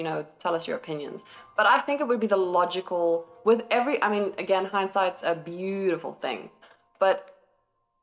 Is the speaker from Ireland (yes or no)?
no; South Africa; we are South African.